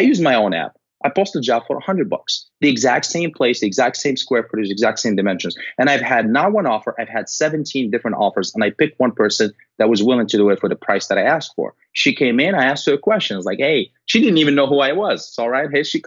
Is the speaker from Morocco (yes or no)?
yes; Morocco; moved away; I'm originally from Morocco